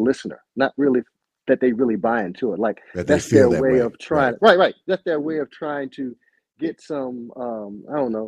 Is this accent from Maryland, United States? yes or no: yes; Baltimore, Maryland, United States; I'm born and raised in Baltimore City